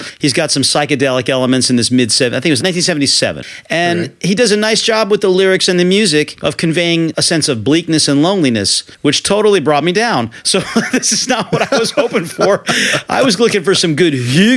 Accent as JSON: {"language": "English", "region": "New England", "country": "United States", "said": "I'm from New England"}